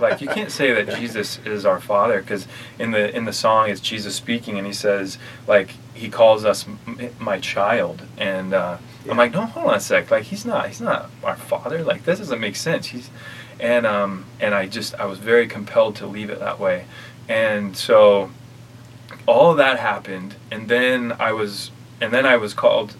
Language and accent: English; Kaysville, Utah, United States; also born or lived in Orlando, Florida; I grew up in Utah